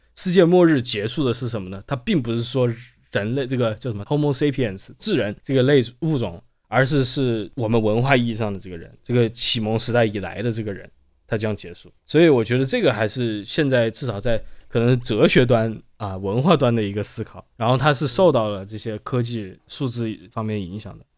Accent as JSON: {"language": "Chinese", "town": "Wuhan", "region": "Hubei", "country": "China", "tie": "born or raised there", "said": "我成长在武汉，我出生不久发生洪灾"}